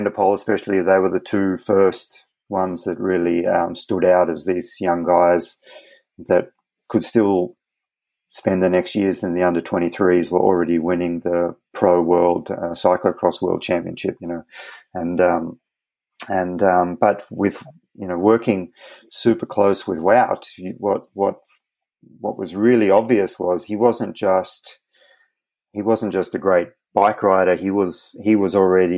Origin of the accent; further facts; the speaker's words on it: Australia; as an Australian